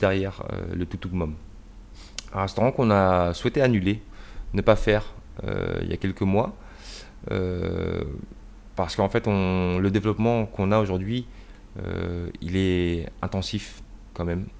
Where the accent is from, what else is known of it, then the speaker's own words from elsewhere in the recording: Rennes, Brittany, France; also born or lived in United States; je suis né à Rennes